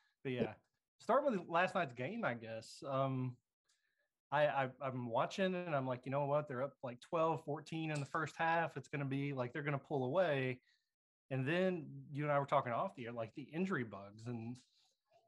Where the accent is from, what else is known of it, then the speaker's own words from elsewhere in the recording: Putney, Kentucky, United States; my little hometown